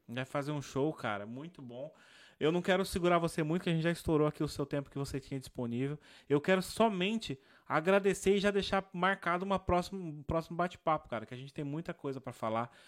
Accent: Brazil; eu gosto de dizer que eu sou brasileiro

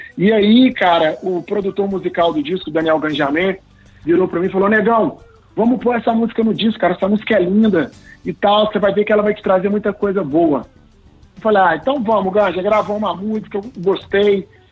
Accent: Belo Horizonte, Minas Gerais, Brazil; moved away as an adult; now in Rio de Janeiro, Brazil; Eu sou natural de BH, uhum. sou do Alto Veracruz, Zona Leste de Belo Horizonte

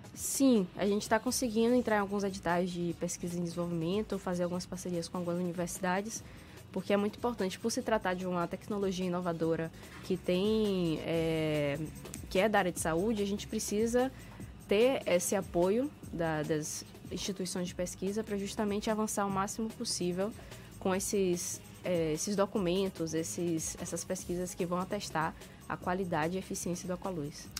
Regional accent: Salvador, Bahia, Brazil; eu ser nascido e criado em Salvador

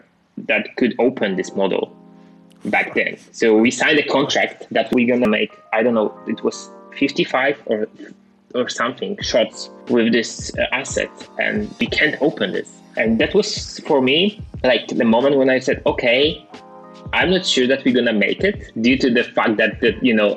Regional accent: Wrocław, Lower Silesian Voivodeship, Poland; I was the guy from Wrocław, from a pretty small town, maybe not small, but like still, the guy from Poland

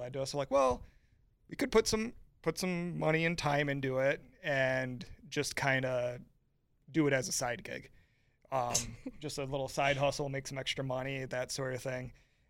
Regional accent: Hayward, California, United States; I mean, growing up in Hayward, obviously, I know what summers are like here

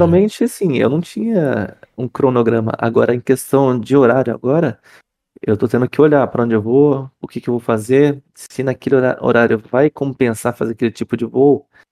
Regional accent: Campinas, São Paulo, Brazil; eu sou de Campinas

